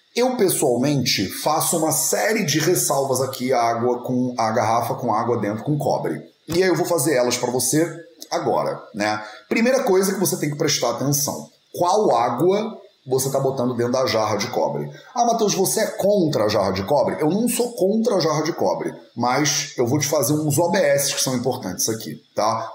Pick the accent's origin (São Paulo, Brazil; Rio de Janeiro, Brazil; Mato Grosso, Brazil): Rio de Janeiro, Brazil; also born or lived in northern Portugal; now in Portugal; Eu sou carioca, cresci a minha vida inteira no Rio de Janeiro